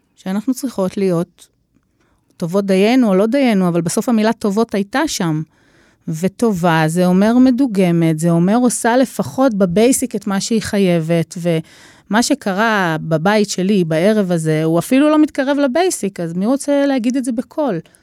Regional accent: Israel; אני ישראלית

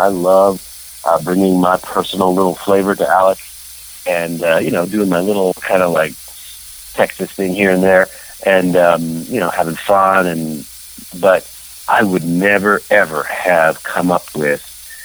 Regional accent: Canada; I'm Canadian born

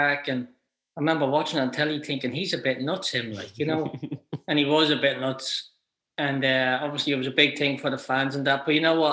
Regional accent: Ireland; you're an Irish kid

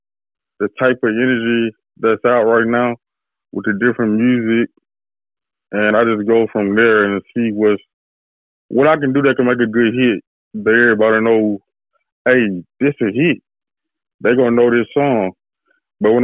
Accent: Hattiesburg, Mississippi, United States; I'm from Hattiesburg, Mississippi

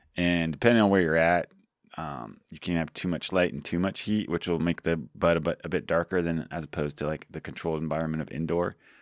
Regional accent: Georgia, United States; now in California, United States; I grew up in Georgia

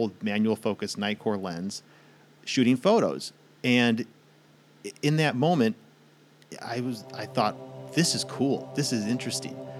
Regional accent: St. Louis, Missouri, United States; I grew up in St. Louis

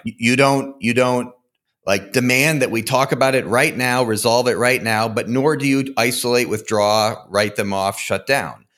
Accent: Connecticut, United States; now in Fort Collins, United States; I grew up in Connecticut, but I currently live in Fort Collins, Colorado

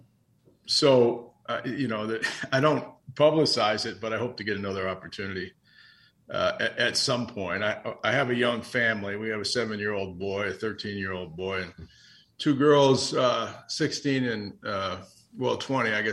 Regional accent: Dalton, Massachusetts, United States; I played baseball and football growing up in Dalton, Mass

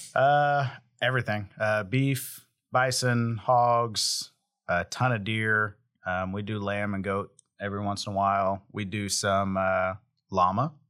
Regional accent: Hominy, Oklahoma, United States; Hominy, Oklahoma, which is my hometown

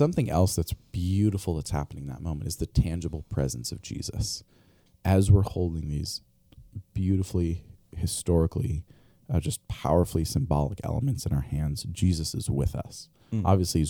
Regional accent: Albania; I grew up overseas in Albania. My parents were missionaries there, Eastern Europe.

